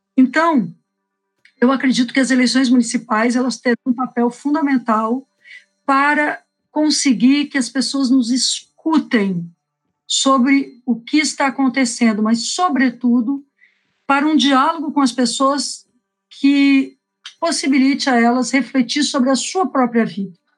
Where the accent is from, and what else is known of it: Porto Alegre, Rio Grande do Sul, Brazil